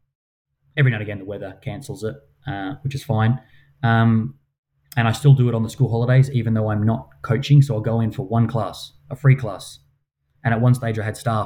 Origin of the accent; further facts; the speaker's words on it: Perth, Western Australia, Australia; I come from Mount Lawley